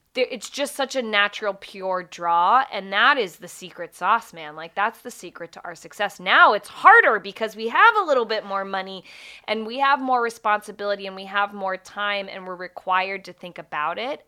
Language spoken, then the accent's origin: English; Springfield, Virginia, United States; I grew up in Springfield